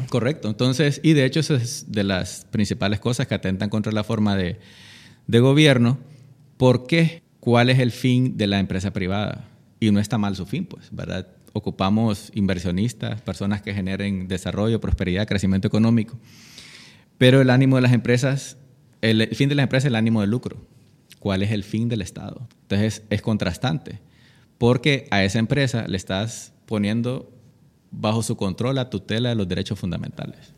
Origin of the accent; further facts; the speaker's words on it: Roatán, Bay Islands, Honduras; moved away; also born or lived in Tegucigalpa; nací aquí, pero crecí en, en Roatán